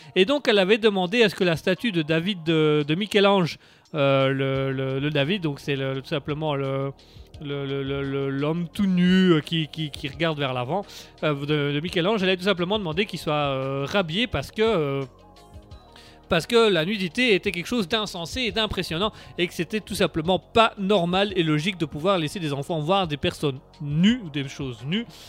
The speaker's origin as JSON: {"language": "French", "country": "Belgium", "said": "on est Belges"}